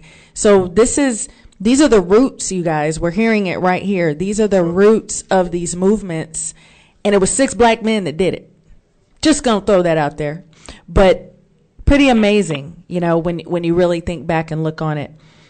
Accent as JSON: {"language": "English", "town": "Oakland", "region": "California", "country": "United States", "tie": "born or raised there", "said": "I grew up in Oakland, California. And for us on the West Coast"}